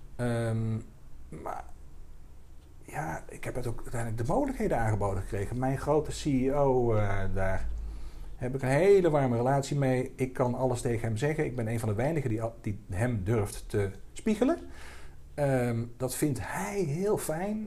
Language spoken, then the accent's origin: Dutch; Dongen, North Brabant, Netherlands; also born or lived in Helmond; ik eh, kom uit Dongen. Ik ben opgegroeid in Brabant.